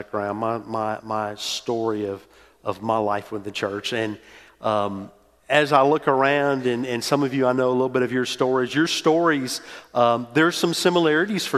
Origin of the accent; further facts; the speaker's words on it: New Orleans, Louisiana, United States; moved away as an adult; also born or lived in Metairie, Louisiana / Mississippi State; I grew up in New Orleans, went to school at Mississippi State